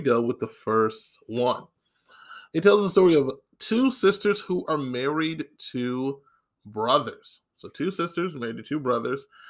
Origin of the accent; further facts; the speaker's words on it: Maryland, United States; now in the Carolinas, United States; my home state. Now, of course, I live in the Carolinas, but I'm originally from the state of Maryland